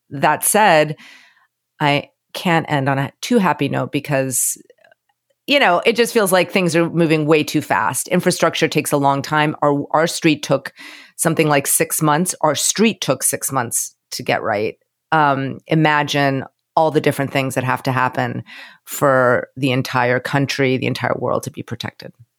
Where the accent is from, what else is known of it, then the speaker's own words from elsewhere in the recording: Florida, United States; moved away; I'm from Florida